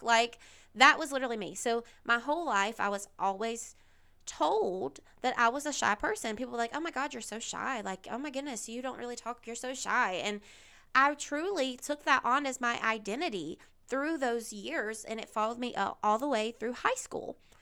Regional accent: the South, United States; I grew up in the South. I'm still here in the South.

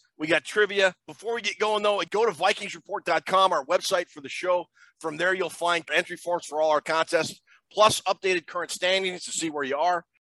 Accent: Minneapolis, Minnesota, United States; also born or lived in Arkansas; When I was a kid growing up in Minneapolis

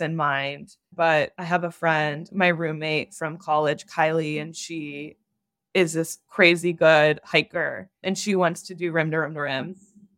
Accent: Ohio, United States; now in Los Angeles, United States; growing up in Ohio

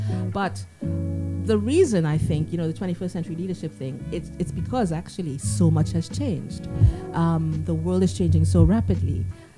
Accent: Canada; moved away as an adult; also born or lived in Trinidad and Tobago; now in United Kingdom; I was born in Trinidad. And I did my high school in Canada. And then I came here at 21 to the UK to study nursing.

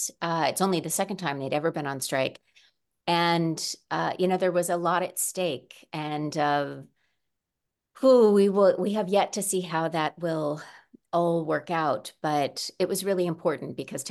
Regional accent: Midwest, United States; I come initially from the Midwest, though I've lived in California for a long time now.

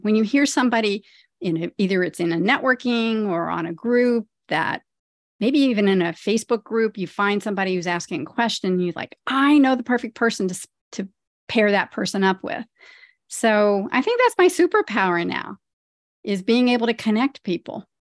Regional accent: Ohio, United States; now in New Jersey, United States; I grew up in Ohio. I grew up on a farm in Ohio, and now I live in the suburbs of New Jersey

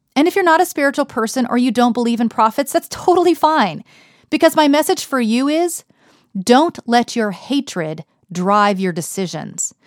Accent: Texas, United States; now in Harlem, New York, United States; I'm from Texas. the most conservative county in Texas, as a matter of fact. These are my roots

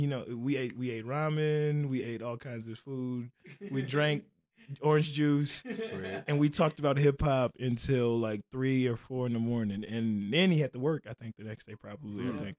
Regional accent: Chicago, Illinois, United States; moved away as an adult; also born or lived in Normal, Illinois / Midwest; now in Portland, United States; I was moving to Portland. I was from Chicago. I lived in Normal, Illinois for a long time. Then I went to Chicago for a little bit. And then I moved from Chicago to Portland.

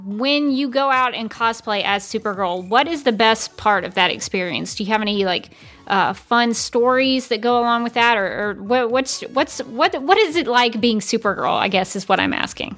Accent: Birmingham, Alabama, United States; when I grew up in Birmingham, Alabama, we had Piggly Wiggly.

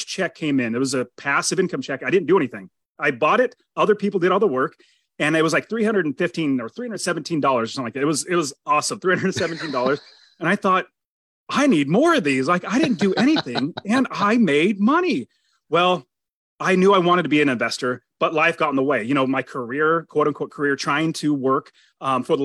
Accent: Fresno, California, United States; moved away as an adult; now in Phoenix, United States; I was born in California, Fresno, California, right at the very center, like literally the dead center of California

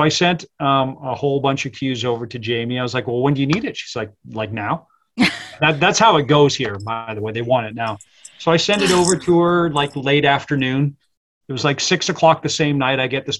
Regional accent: England, United Kingdom; born there; Cause I was born in England.

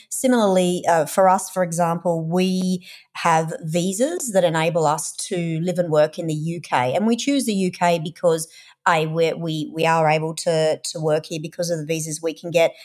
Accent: Australia; accent: Australian; moved away as an adult; also born or lived in United Kingdom / Europe / North America; we're Australian, if you can't tell from my accent

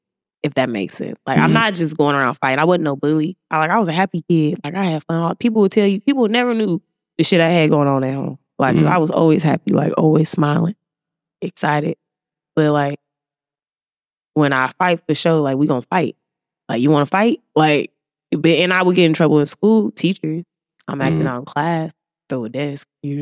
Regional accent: Alexandria, Louisiana, United States; I'm from the South. Like Louisiana, you know, deep Alexandria, Louisiana.

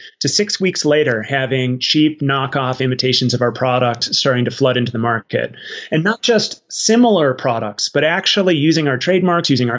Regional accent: Arizona, United States; I grew up in Arizona

